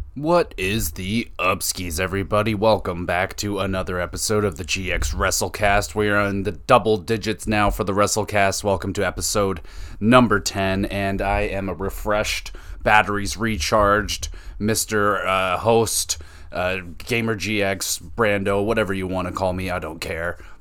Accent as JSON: {"language": "English", "country": "Canada", "said": "I'm not from Toronto, but I'm Canadian"}